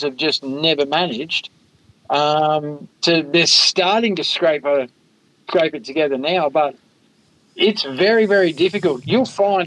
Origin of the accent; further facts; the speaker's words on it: The Entrance, New South Wales, Australia; moved away as an adult; also born or lived in South Australia; I grew up on the Central Coast, New South Wales, the Entrance